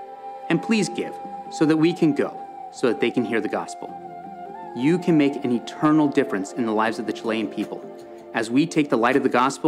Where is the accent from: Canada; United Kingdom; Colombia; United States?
Colombia; I grew up in Colombia, South America as a missionary kid, and so I know Spanish